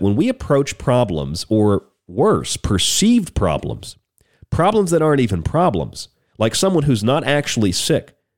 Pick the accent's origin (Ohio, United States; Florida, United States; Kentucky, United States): Florida, United States; when I grew up in Florida.